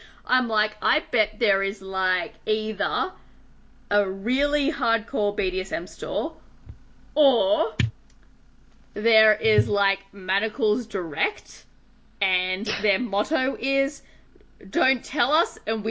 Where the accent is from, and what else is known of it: Australia